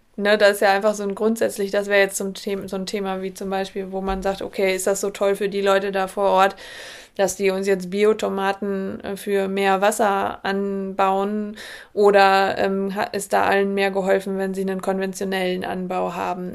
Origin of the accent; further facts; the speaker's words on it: Germany; wir bei uns in Deutschland